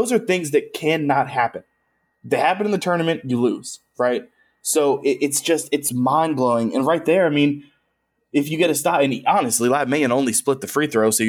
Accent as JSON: {"language": "English", "region": "Maryland", "country": "United States", "said": "I'm from Maryland. I watch every Maryland game"}